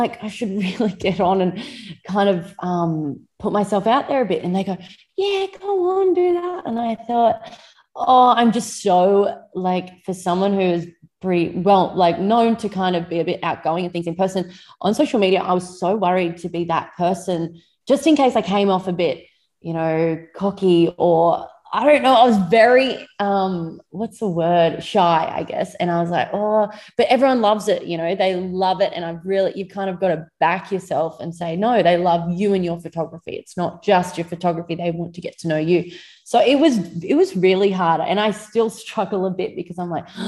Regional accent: Moree, New South Wales, Australia; I was born and bred in Moree, just on the outskirts of Moree, not far from town on a little hobby farm

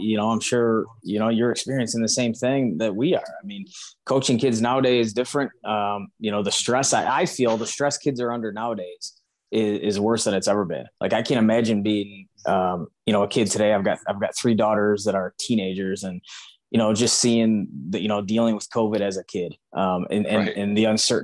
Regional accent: Clawson, Michigan, United States; I'm from Clawson

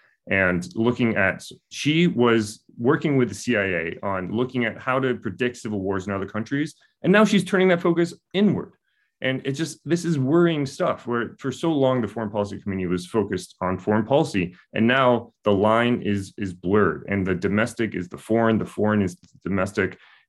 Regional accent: United States; now in Australia; as an American living in Australia

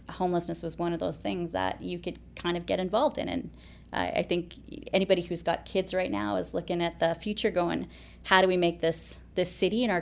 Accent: Alberta, Canada; moved away as an adult; now in Kelowna, Canada; Um, so, I've been here for about 18 years now.

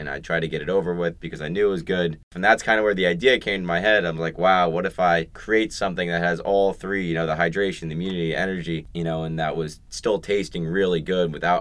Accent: Fort Lauderdale, Florida, United States; moved away as an adult; now in Waco, United States; I'm from Fort Lauderdale, Florida

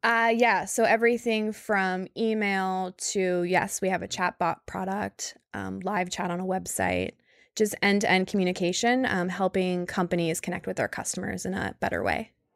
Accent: Northeast Ohio, United States; moved away as an adult; also born or lived in Sydney, Australia / San Francisco; I grew up in Northeast Ohio

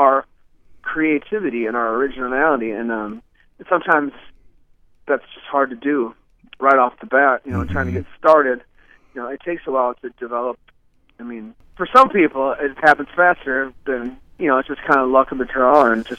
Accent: La Crosse, Wisconsin, United States; So, you know, this is my hometown. This is where I grew up, and still my roots here.

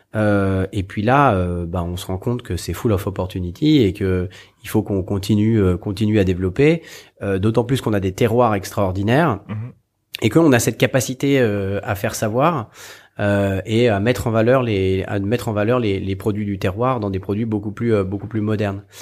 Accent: Haute-Savoie, Auvergne-Rhône-Alpes, France; also born or lived in south of France; je suis né dans le sud de la France et j'ai vécu toute mon enfance en Haute-Savoie

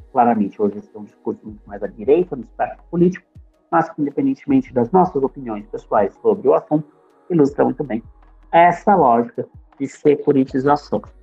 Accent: Brazil

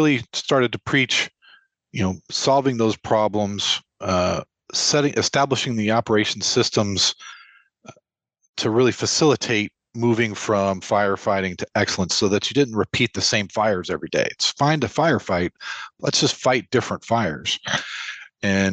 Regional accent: Lubbock, Texas, United States; I grew up in Lubbock, Texas, which may not show up on many maps that people recognize

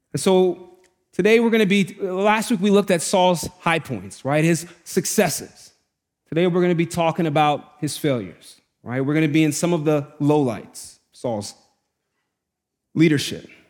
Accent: New York City, New York, United States; Growing up in the Bronx is really hard.

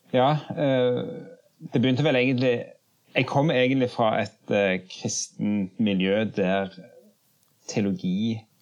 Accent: Jørpeland, Rogaland, Norway; moved away as an adult; now in Oslo, Norway; jeg kommer opprinnelig fra Rogaland, fra Ryfylke, Jørpeland.

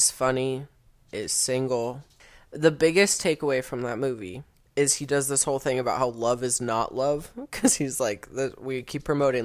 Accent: United States; I'm an American.

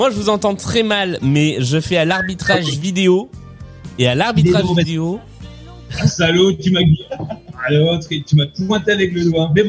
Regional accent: Lyon, Auvergne-Rhône-Alpes, France; euh, je suis lyonnais, je suis, euh, prof, hein, je sais, je suis bientôt en vacances. Je suis prof de physique chimie euh, sur Lyon

